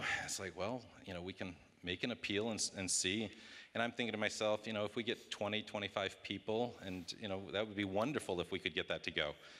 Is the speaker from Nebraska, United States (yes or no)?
no; Maryland, United States; we live on the East Coast. We're from Maryland.